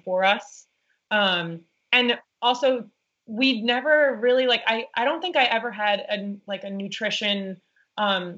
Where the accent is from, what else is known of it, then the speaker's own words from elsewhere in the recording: New York City, New York, United States; We grew up in Staten Island, New York